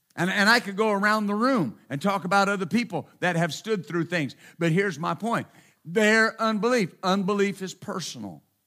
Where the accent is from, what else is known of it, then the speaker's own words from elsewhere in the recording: Texas, United States; I'm from Texas